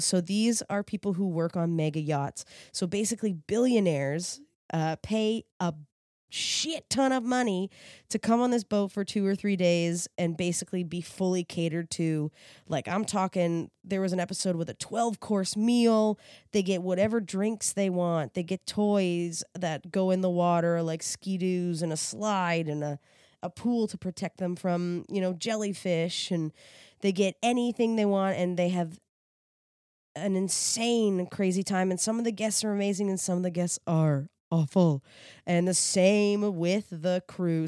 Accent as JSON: {"language": "English", "region": "East Coast", "country": "Canada", "said": "I'm from the East Coast"}